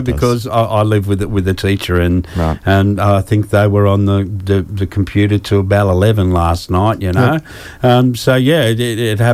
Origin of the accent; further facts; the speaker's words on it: Ipswich, Queensland, Australia; I'm from Ipswich